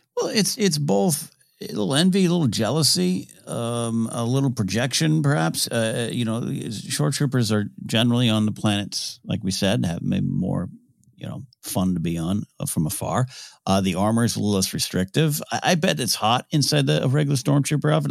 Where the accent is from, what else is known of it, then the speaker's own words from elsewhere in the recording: Pismo Beach, California, United States; growing up in Pismo Beach, California